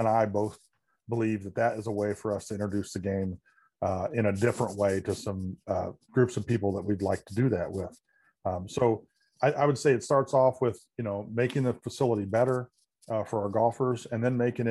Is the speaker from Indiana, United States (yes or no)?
yes; Indiana, United States; moved away as an adult; now in Chicago area, United States; not being a native Chicago person, I always tell people, you know, when I was growing up in Indiana